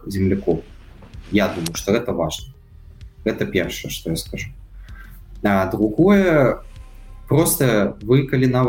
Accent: Belarus; Але паколькі я нарадзіўся в Беларусі, гэта земля мяне ўзрасціла, таму

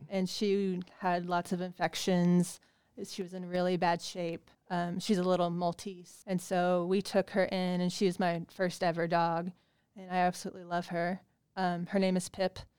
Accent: Bedford, Indiana, United States; moved away as an adult; also born or lived in Pittsburgh, Pennsylvania; I'm actually from Bedford, Indiana

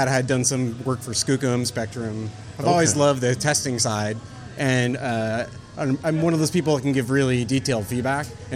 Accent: Silicon Valley, California, United States; I come from Silicon Valley, California.

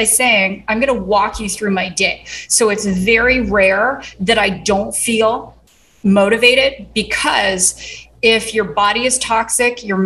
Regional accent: southeastern Ontario, Canada; moved away as an adult; also born or lived in Toronto / Kingston, Ontario; now in United States; I grew up in southeastern Ontario

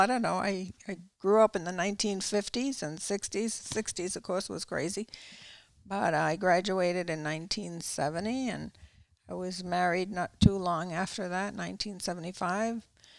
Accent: Massachusetts, United States; moved away as an adult; now in Florida, United States; I was born in Massachusetts.

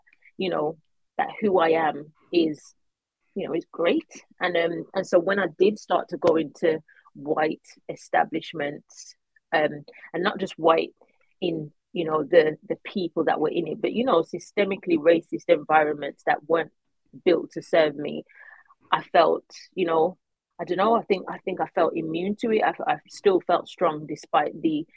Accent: Birmingham, West Midlands, United Kingdom; I was brought up in Huckley, Birmingham with my by my mum

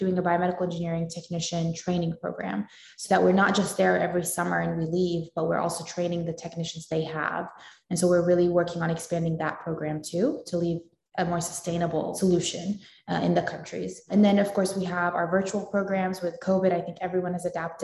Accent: Wilmington, North Carolina, United States; also born or lived in Raleigh; I'm a Raleigh native, or North Carolina native, I guess. I was born in Wilmington. And so I grew up there

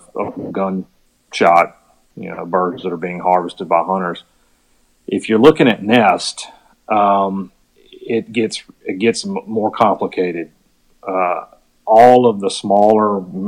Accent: Virginia, United States; also born or lived in Mississippi; I grew up in Virginia

